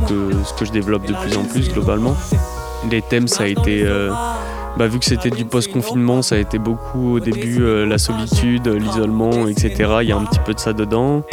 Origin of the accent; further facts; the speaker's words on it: Bordeaux, Nouvelle-Aquitaine, France; je viens de Bordeaux